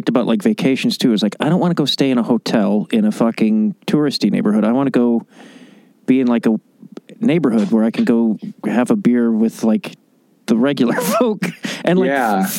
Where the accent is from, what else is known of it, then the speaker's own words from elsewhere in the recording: Chicago, Illinois, United States; I grew up in Chicago